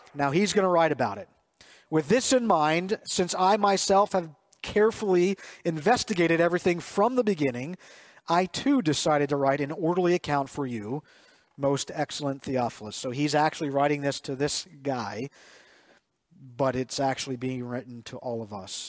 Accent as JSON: {"language": "English", "town": "Reamstown", "region": "Pennsylvania", "country": "United States", "tie": "born or raised there", "said": "Jess and I grew up in Reamstown"}